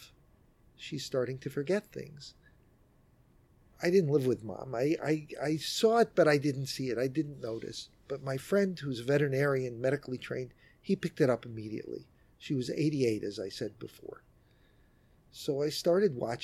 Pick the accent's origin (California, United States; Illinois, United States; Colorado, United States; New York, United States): New York, United States; New York City; I'm a New Yorker, born and raised here in Manhattan